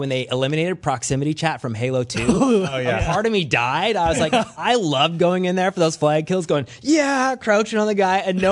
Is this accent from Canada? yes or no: yes; Canada; I am Canadian.